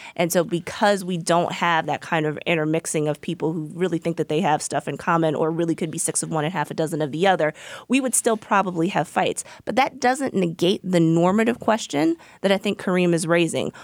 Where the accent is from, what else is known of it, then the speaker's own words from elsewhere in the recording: Virginia, United States; I'm from Virginia